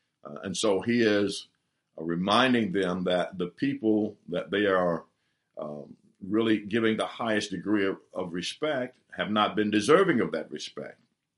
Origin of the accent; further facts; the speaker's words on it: the South, United States; I was raised in the South, and I was raised under segregation, the laws of segregation that impose upon African-Americans the idea that they were not as valuable as our Caucasian brothers and sisters.